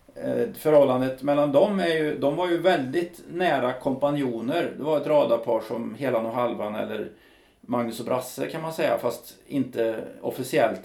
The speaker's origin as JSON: {"language": "Swedish", "town": "Karlstad", "region": "Värmland", "country": "Sweden", "said": "uppe i Karlstad där jag kommer ifrån"}